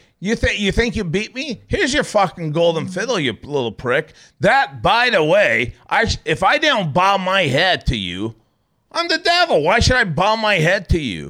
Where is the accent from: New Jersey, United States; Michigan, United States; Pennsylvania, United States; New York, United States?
New York, United States; now in Missouri, United States; I'm from New York